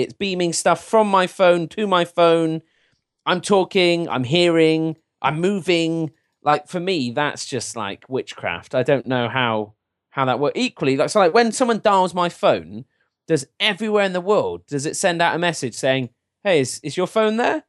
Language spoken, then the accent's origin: English; England, United Kingdom; I'm as English and British as they come